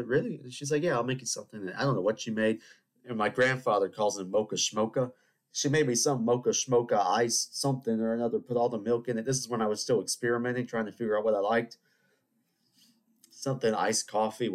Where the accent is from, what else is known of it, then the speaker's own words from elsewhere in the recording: Charleston, South Carolina, United States; I'm from Charleston. You know, we have 300-year-old buildings